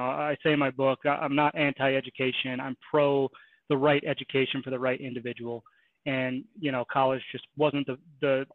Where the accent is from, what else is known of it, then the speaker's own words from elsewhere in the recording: Kenosha, Wisconsin, United States; grew up in Kenosha, Wisconsin, Midwest